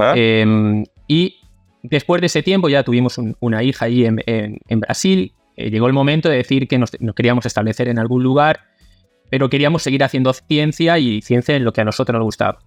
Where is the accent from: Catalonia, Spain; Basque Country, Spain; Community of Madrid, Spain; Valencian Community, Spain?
Valencian Community, Spain; Valencia; moved away as an adult; also born or lived in Brazil; now in Argentina